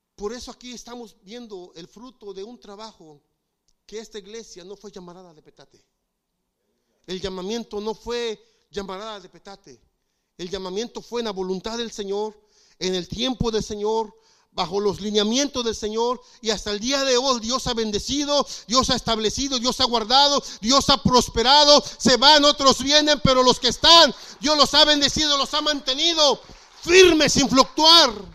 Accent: Mexico; moved away; En México, eh, mi pastor era líder

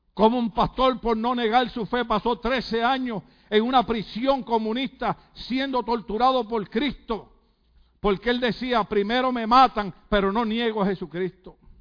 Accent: Puerto Rico; yo como soy puertorriqueño

